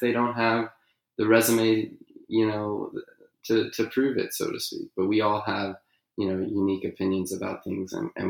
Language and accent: English; California, United States; my home state of California